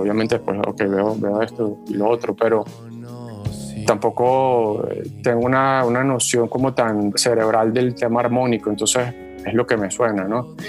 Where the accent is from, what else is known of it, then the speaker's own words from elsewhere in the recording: Valle del Cauca, Colombia; moved away; also born or lived in Venezuela; mi tierra natal, o sea, que es el Valle del Cauca